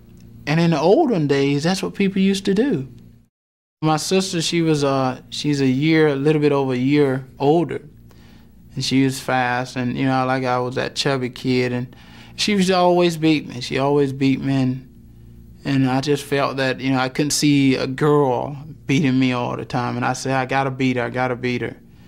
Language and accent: English; Wrightsville, Georgia, United States; growing up in Wrightsville, Georgia, I don't have any money. I can barely rub two nickels together.